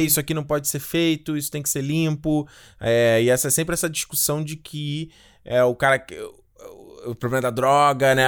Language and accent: Portuguese; Rio de Janeiro, Brazil; eu cresci em Rocha Miranda